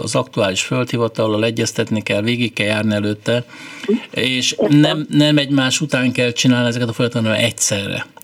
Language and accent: Hungarian; Hungary; mi magyarok vagyunk